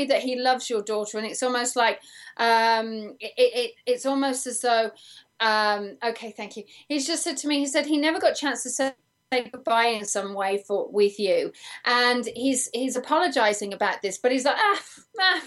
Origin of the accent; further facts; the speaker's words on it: England, United Kingdom; now in United States; I'm English